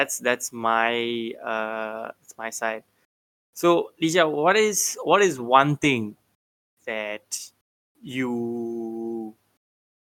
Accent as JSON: {"language": "English", "area": "Bangsar", "region": "Kuala Lumpur", "country": "Malaysia", "tie": "born or raised there", "said": "I grew up in Bangsa. I'm a Bangsa boy"}